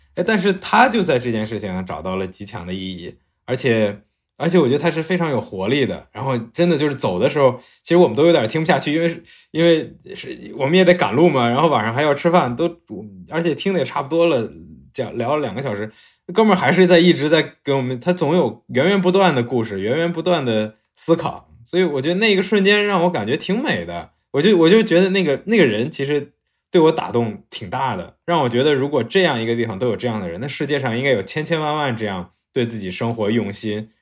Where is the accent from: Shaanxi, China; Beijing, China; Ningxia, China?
Ningxia, China; moved away; 我老家是宁夏的